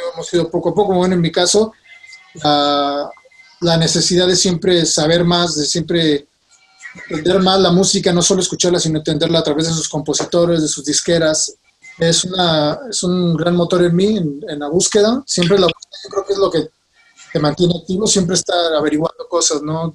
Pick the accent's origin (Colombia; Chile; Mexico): Mexico; nosotros venimos de México